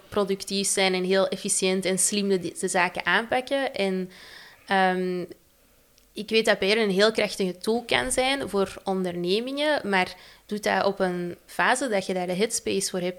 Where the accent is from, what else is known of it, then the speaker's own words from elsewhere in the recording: Antwerp, Flanders, Belgium; ik kom uit Antwerpen